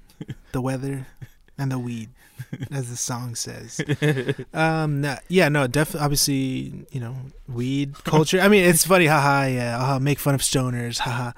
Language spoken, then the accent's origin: English; Fort Worth, Texas, United States; because, you know, we grew up in Fort Worth.